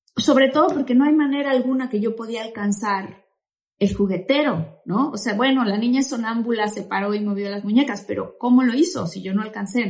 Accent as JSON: {"language": "Spanish", "region": "Tabasco", "country": "Mexico", "tie": "born or raised there", "said": "nosotros que crecimos en Tabasco, mis papás y mis hermanos y yo"}